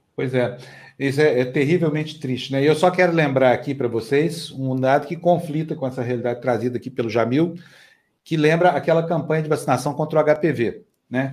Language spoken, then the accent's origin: Portuguese; Uberlândia, Minas Gerais, Brazil; moved away; minha cidade natal, que é Uberlândia